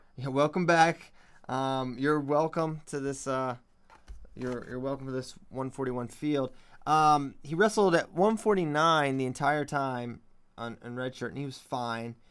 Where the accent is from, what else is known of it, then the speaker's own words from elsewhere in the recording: Virginia, United States; I'm from Virginia